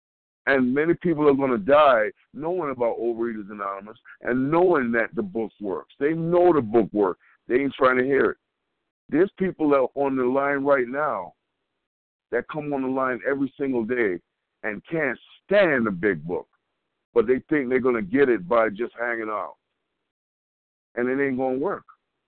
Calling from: Colorado, United States; I'm calling from Colorado.

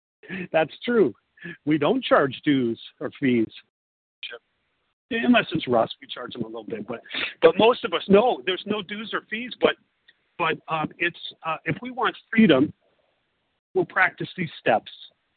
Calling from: Italy; I'm calling from Italy

